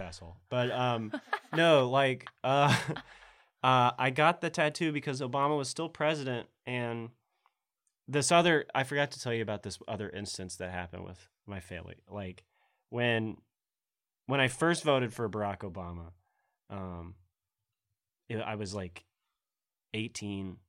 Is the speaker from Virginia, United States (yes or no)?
no; Middle Tennessee, United States; also born or lived in Oklahoma; I'm from Middle Tennessee